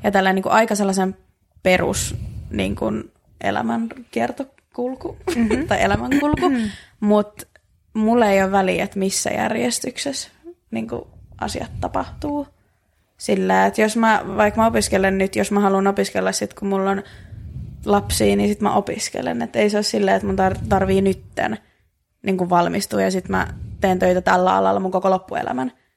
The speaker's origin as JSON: {"language": "Finnish", "town": "Helsinki", "region": "Uusimaa", "country": "Finland", "said": "me ollaan, no Helsingistä"}